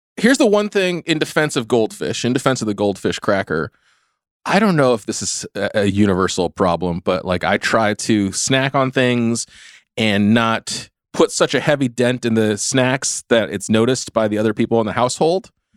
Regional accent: California, United States; I grew up in California. I've never lived on the East Coast.

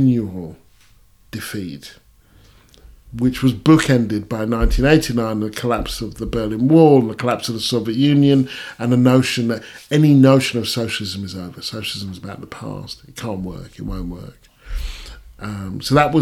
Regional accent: Stevenage, East of England, United Kingdom; also born or lived in Hitchin; I was born in Hitchin, but raised in Stevenage, this new town.

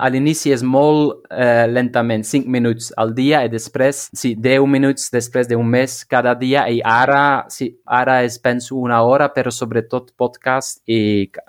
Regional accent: Flanders, Belgium; first language Flemish; Catalan is a second language; és com l'holandès, el, eh, el, el flamenc, la meva llengua

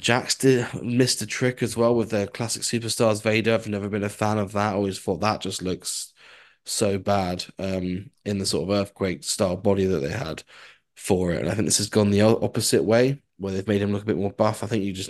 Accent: United Kingdom; us UK people

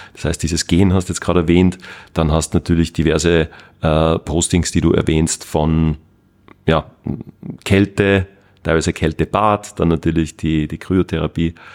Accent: Salzburg, Austria; da bei uns in Österreich, da in Salzburg

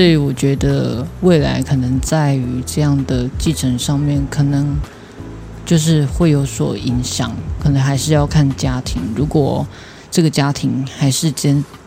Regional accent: Tainan, Taiwan; 我是台南人，不是屏东人

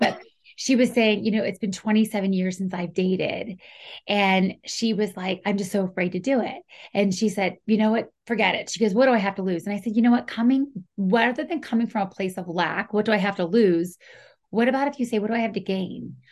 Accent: Pittsburgh area, Pennsylvania, United States; we're both Pennsylvania natives, you know, and especially in the Pittsburgh area

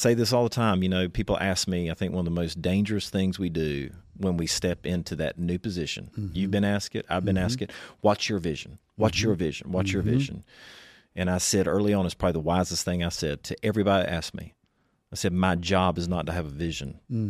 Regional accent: Eastern North Carolina, United States; I'm from Eastern North Carolina.

